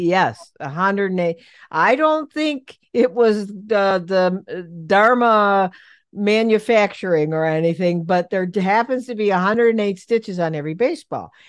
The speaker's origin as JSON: {"language": "English", "town": "Cleveland", "region": "Ohio", "country": "United States", "said": "I'm from Cleveland, and so I'm a big Cleveland fan"}